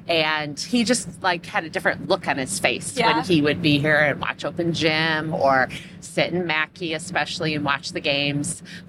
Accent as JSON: {"language": "English", "region": "Michigan", "country": "United States", "moved": "yes", "lives_now": "Indiana, United States", "said": "we're both from Michigan"}